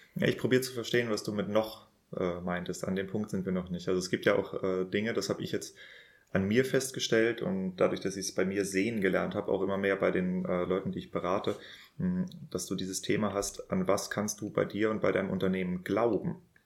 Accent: Northern Germany, Germany; moved away; ich komme ja ursprünglich aus Norddeutschland

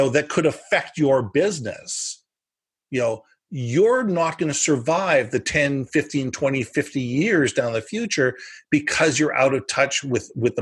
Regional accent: United States; now in Canada; I was born in the U.S. I'm an American citizen.

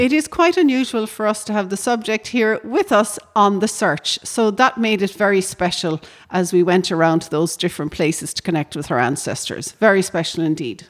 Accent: County Cork, Munster, Ireland; in my hometown

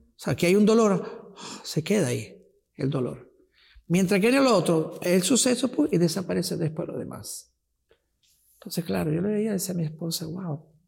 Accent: Venezuela; first language Italian; Spanish is a second language; also born or lived in Rocca di Papa, Italy; donde crecí, donde vieron mis primeros éxitos fue en Venezuela

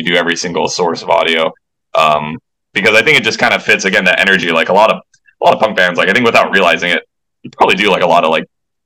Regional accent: Waialua, Hawaii, United States; we're all alumni from Wailua High School

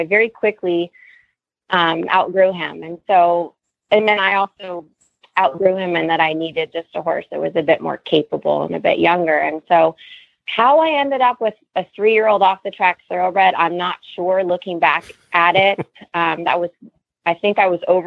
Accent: Redlands, California, United States; Yes, born and raised in Redland. So I never left home.

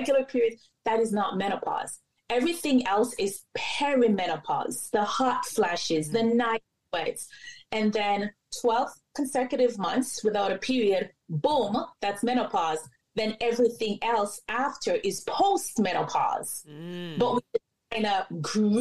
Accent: Jamaica; I'm Jamaican.

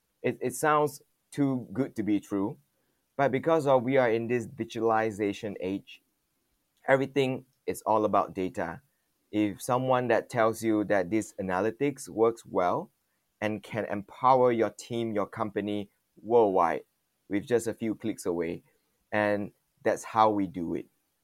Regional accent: Malaysia; born there; also born or lived in Taiwan / Singapore; Even though I was born here in Malaysia, the shock is quite different when you are westernized in the culture and everything.

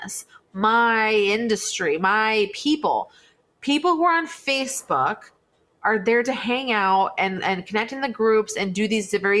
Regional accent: West Coast, United States; I was from the West Coast

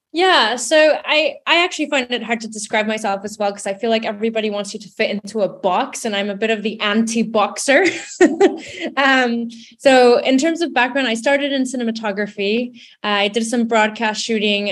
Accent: Mexico; now in London, United Kingdom; growing up in Mexico, I, I grew up in a bit of a hybrid space because my dad's British Canadian.

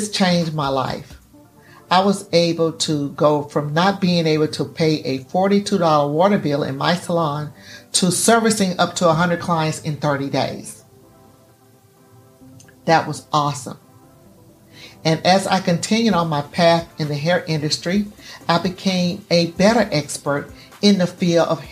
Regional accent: Gulfport, Mississippi, United States; I was born on February 4th, 1961 in Gulfport, Mississippi

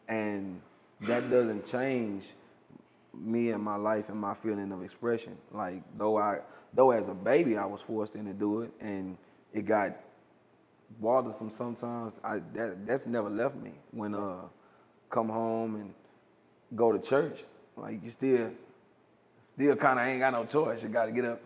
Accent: Hearne, Calvert, Texas, United States; I'm from Herndon, Calvert, Texas

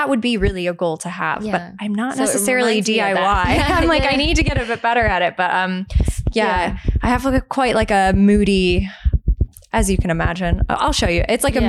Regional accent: United States; moved away as an adult; now in United Kingdom; I was obviously from America.

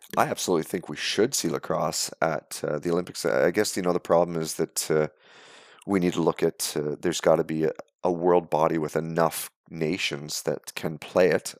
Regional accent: Canada; born or raised there

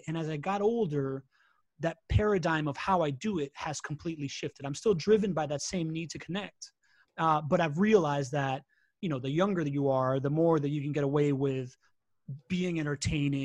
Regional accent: Miami, Florida, United States; English is a second language; also born or lived in Latin America; I am a quintessential Miamian, right? Like, I was born in Latin America, grew up in the U.S.

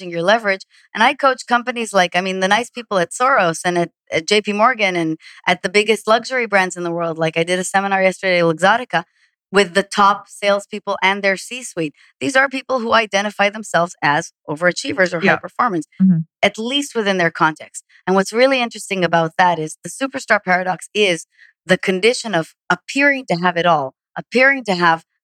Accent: Israel; moved away; I'm from Israel

